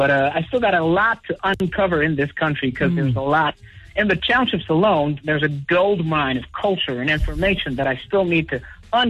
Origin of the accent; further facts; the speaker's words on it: Wisconsin, United States; born there; Well, I was born in Wisconsin a long time ago.